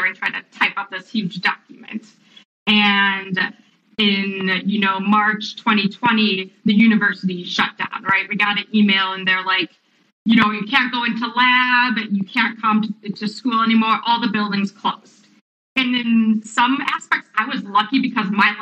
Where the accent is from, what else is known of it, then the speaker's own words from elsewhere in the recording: Wisconsin, United States; I grew up in Wisconsin